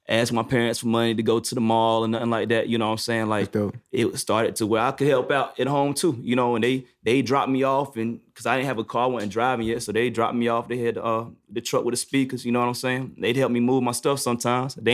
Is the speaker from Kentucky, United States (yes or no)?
no; New York, United States; No, nah, I'm from New York.